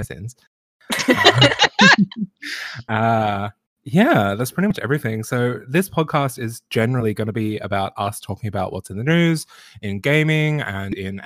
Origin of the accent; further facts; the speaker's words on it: Melbourne, Victoria, Australia; I'm from Melbourne, the Ubermensch city of Australia, let's be real. Yes. I'm from the southeastern suburbs.